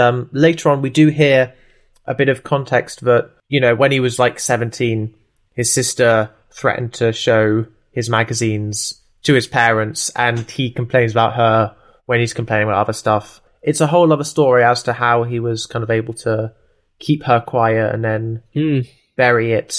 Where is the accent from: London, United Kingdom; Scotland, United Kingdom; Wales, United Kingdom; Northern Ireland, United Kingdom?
London, United Kingdom; Tooting; born there; I know I was born in Tooting, so I'm gonna just check on a map